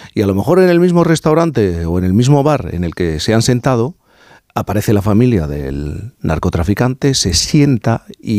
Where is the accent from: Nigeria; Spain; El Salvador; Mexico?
Spain; Cádiz, Andalusia; soy gaditano